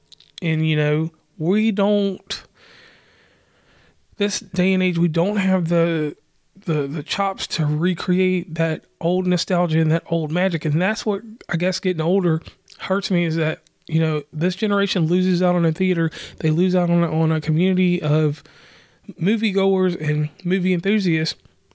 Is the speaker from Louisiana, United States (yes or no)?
no; West Virginia, United States; And on that note … from West Virginia and Commonplace.